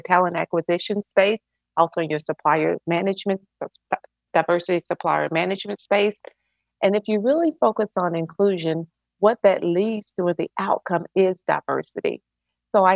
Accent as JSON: {"language": "English", "town": "Mobile", "region": "Alabama", "country": "United States", "also_born_or_lived": "Atlanta, Georgia", "moved": "as an adult", "said": "I'm originally from Mobile, Alabama, and I've lived in Atlanta for 26 years."}